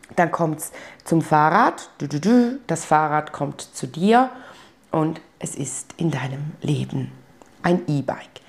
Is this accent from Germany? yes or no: no; Switzerland; bei uns in der Schweiz